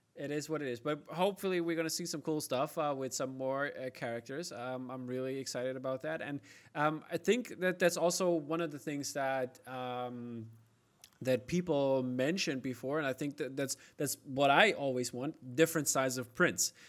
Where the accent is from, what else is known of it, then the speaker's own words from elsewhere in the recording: Germany; I'm from East Germany